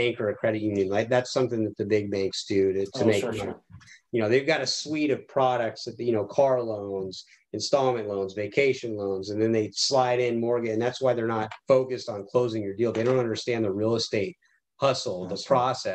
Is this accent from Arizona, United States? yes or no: yes; Tucson, Arizona, United States; I grew up in Tucson, Arizona, right by Davis-Monthan Air Force Base.